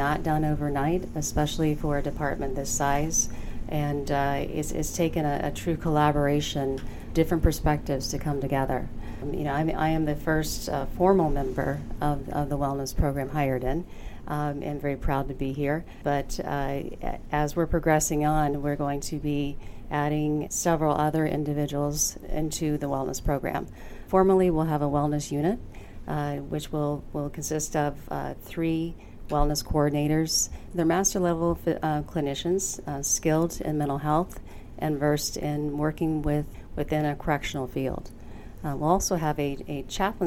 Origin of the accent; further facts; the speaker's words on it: Florida, United States; now in Michigan, United States; Born and raised in Florida